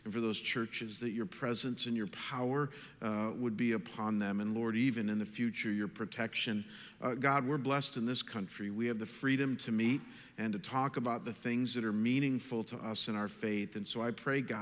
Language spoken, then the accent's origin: English; Chagrin Falls, Ohio, United States; my hometown of Chagrin Falls, Ohio